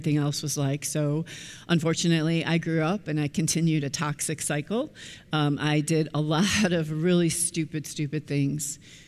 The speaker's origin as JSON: {"language": "English", "town": "Chicago", "region": "Illinois", "country": "United States", "tie": "born or raised there", "said": "I was born and raised in the Chicagoland area"}